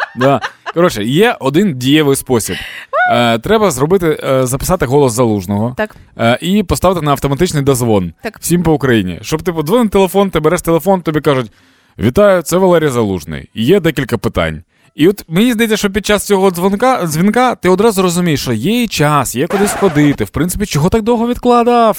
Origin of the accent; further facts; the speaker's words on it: Dnipro, Dnipropetrovsk Oblast, Ukraine; moved away; мій рідний Дніпро